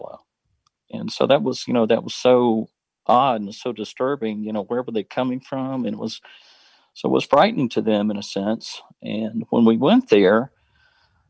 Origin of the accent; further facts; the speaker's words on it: the South, United States; I was raised in the Baptist church here in the South